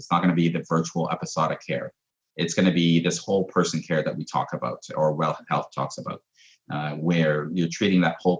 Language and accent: English; Canada; it's kind of a weird feeling as a Canadian